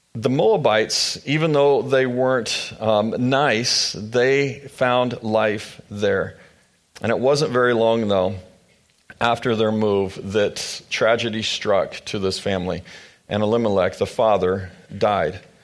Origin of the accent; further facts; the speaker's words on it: Manhattan, Kansas, United States; moved away as an adult; also born or lived in Louisville, Kentucky; We grew up in this area. We started to spend our lives together here in this area, here in Manhattan